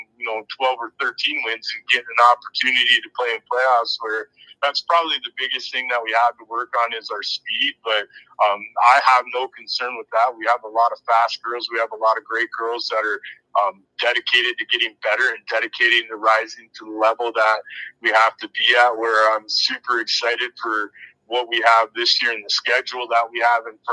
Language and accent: English; Sault Ste. Marie, Michigan, United States; I'm living my dream up here, being born and raised in the Sioux